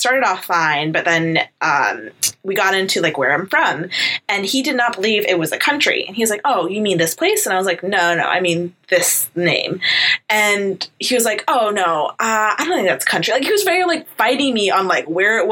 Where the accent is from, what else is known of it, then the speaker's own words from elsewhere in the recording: New York, United States; I'm from America. I'm from New York.